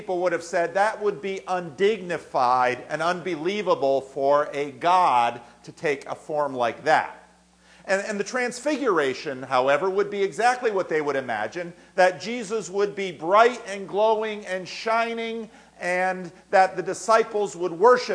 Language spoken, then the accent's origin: English; New Jersey, United States; I grew up in New Jersey